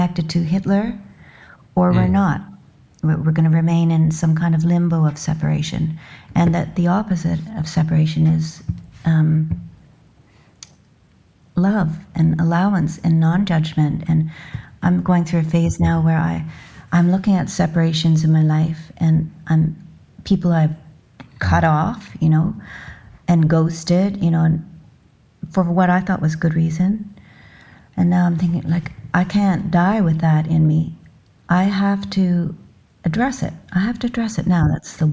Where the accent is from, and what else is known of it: Canada